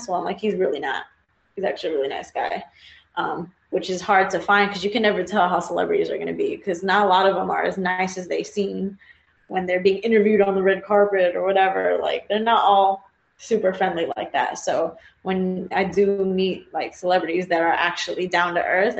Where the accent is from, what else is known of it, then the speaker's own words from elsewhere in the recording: Texas, United States; also born or lived in New Jersey; I was born in New Jersey, raised in Texas